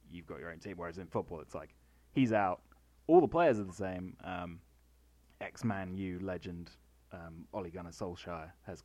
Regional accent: United Kingdom; we're British, man.

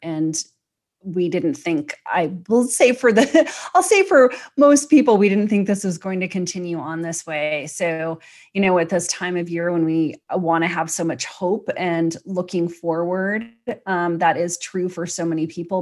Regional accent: United States; I'm an American

